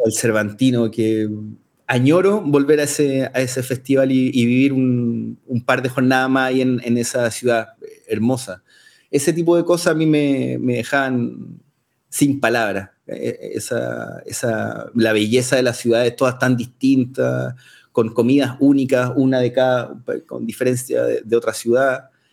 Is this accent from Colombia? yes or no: no; Concepción, Biobío, Chile; moved away as an adult; also born or lived in Santiago, Chile / Mexico; Nos fuimos de Conce, dejamos nuestra familia cuando, cuando emigramos a Santiago